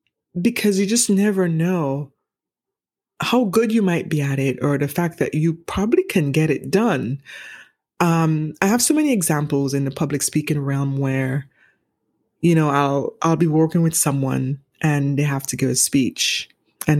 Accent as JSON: {"language": "English", "country": "St. Vincent & Grenadines", "tie": "born or raised there", "moved": "yes", "said": "growing up in the Caribbean, I'm from the Eastern Caribbean"}